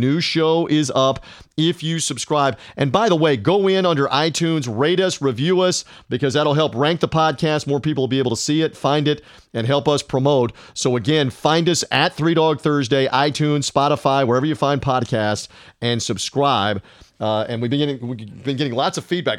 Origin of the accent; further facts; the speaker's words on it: Memphis, Tennessee, United States; moved away; Memphis, Tennessee, my birthplace, my hometown, where I went back to school.